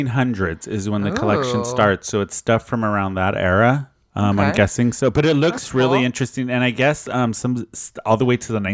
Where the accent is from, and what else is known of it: San Diego, California, United States; born or raised there